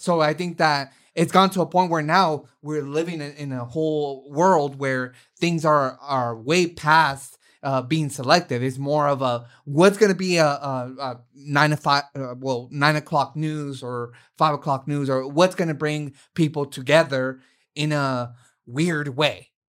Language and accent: English; Oakland, California, United States; I was raised in Oakland